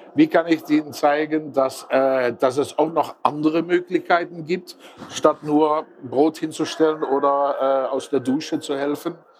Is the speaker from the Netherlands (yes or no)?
yes; Netherlands; Ich bin Holländer, Niederländer